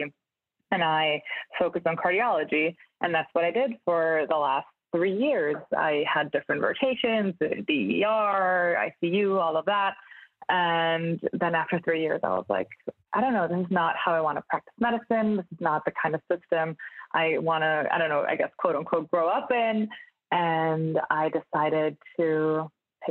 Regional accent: Munich, Bavaria, Germany; moved away as an adult; also born or lived in Budapest, Hungary / Hamburg, Germany; now in Brooklyn, United States; I'm originally from Munich in Germany

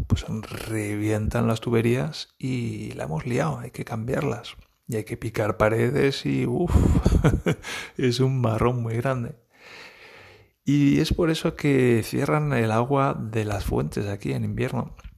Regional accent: Valencia, Valencian Community, Spain; moved away as an adult; now in Germany; Yo vengo de Valencia

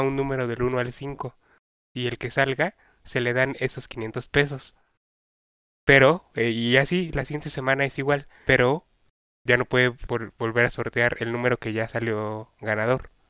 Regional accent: State of Mexico, Mexico; los tres somos del Estado de México

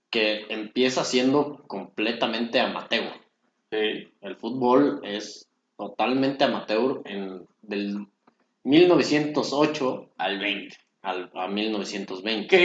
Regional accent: Mexico; Un tema que además como mexicanos pues nos atañe bastante.

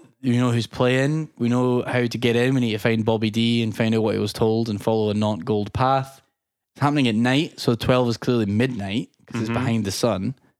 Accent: Michigan, United States; Me. I'm from Michigan.

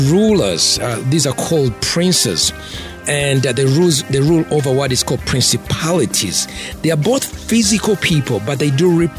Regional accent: Masaka, Uganda; moved away as an adult; also born or lived in Kampala, Uganda / New York City, United States / Philadelphia, United States / Las Vegas, United States; I'm from Masaka, you know, deep in the village. I'm raised in, you know, Masaka, Kampala

